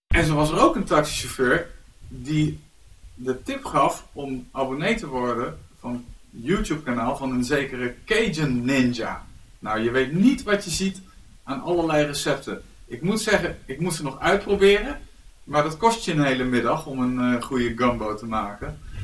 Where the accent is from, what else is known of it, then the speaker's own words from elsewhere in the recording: Venray, Limburg, Netherlands; moved away; ik kom oorspronkelijk uit Venray